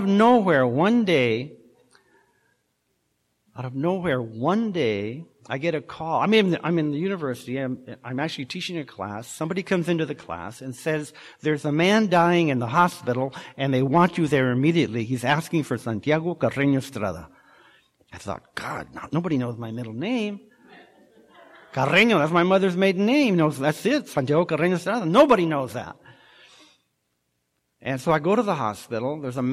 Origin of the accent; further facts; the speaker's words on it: Orange County, California, United States; moved away as an adult; also born or lived in Washington; now in Laguna Niguel, United States; I'm from Orange County